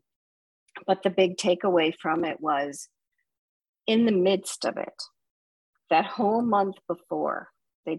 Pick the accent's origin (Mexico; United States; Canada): United States; Buffalo, New York; I grew up in Buffalo, New York, and I was the oldest of four children